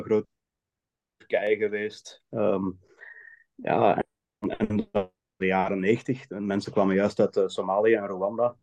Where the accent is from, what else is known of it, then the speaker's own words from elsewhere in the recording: Hoegaarden, Flanders, Belgium; moved away as an adult; now in Switzerland; ik kom uit Hoegaarden in België. Daar heb ik altijd gewoond, maar momenteel in het buitenland.